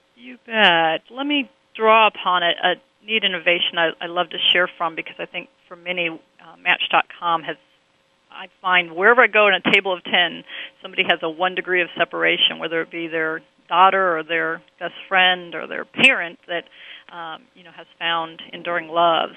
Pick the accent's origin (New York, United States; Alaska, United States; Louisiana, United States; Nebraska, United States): Nebraska, United States; Omaha; I grew up in Omaha, Nebraska